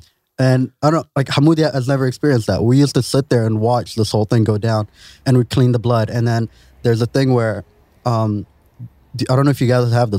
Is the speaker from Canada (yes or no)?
no; Sharjah, United Arab Emirates; I remember growing up in Sharjah